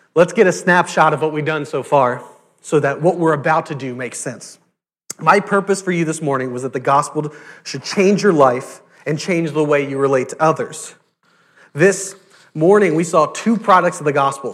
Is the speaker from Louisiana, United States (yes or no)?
yes; South Louisiana, United States; I went to Catholic school, I'm from South Louisiana, Catholic school is, is everywhere